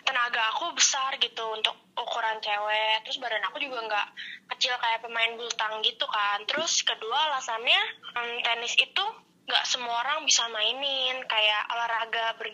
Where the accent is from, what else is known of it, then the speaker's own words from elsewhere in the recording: Serang, Banten, Indonesia; terus lawan kabupaten Serang, aku dari kota Serang gitu, terus lawan banyak dari Lebak kayak gitu.